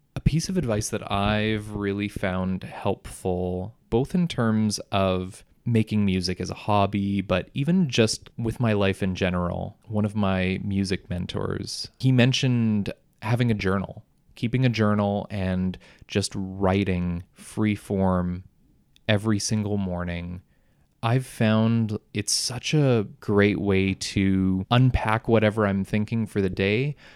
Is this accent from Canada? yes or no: yes; Selkirk, Manitoba, Canada; I grew up in Selkirk